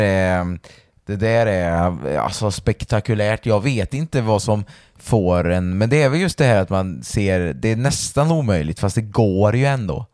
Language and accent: Swedish; Valbo, Gävleborg County, Sweden; alla på Valboskolan där vi kommer ifrån